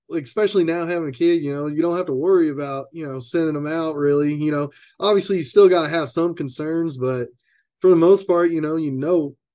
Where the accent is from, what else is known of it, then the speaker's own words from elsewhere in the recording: Eureka, Kansas, United States; also born or lived in Wichita, Kansas / Las Vegas; And then they were from Eureka. So eventually we kind of made our way back to Eureka. And that's pretty much where I grew up from, let's say, fifth, sixth grade, somewhere in there.